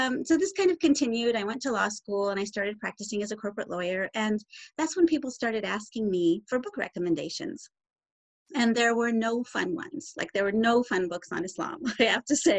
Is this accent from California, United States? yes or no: yes; Southern California, United States; I grew up in Southern California